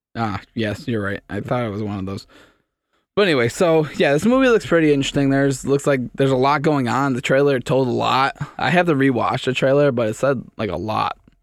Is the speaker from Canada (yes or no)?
yes; Canada; I'm Canadian